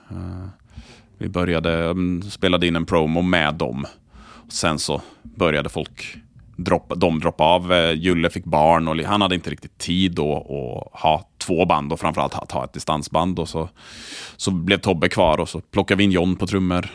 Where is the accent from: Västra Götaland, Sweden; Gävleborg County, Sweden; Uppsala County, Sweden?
Västra Götaland, Sweden; Borås; Borås där jag är uppvuxen.